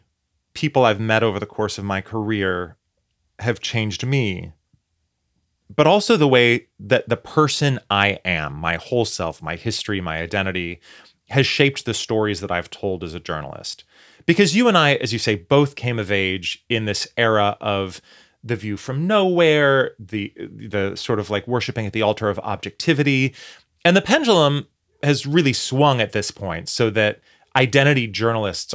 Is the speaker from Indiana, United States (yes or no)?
no; Portland, Oregon, United States; moved away; Portland, Oregon, my hometown.